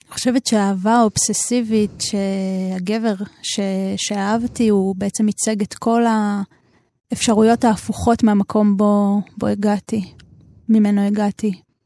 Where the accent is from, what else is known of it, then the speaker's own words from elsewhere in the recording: Jerusalem, Jerusalem District, Israel; נולדתי בירושלים.